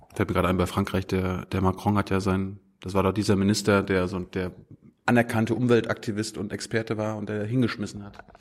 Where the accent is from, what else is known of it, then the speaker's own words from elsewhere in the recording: Mecklenburg-Vorpommern, Germany; ich komme ja aus Meckpomm